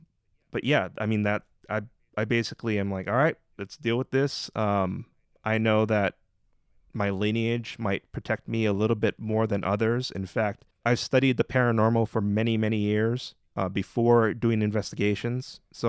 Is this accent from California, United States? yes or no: no; Hawaii, United States; But also it's like, I'm Hawaiian and it's just part of life.